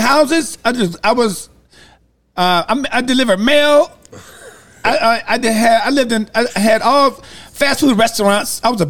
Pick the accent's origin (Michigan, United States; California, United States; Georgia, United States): Michigan, United States; Detroit; I'm from Detroit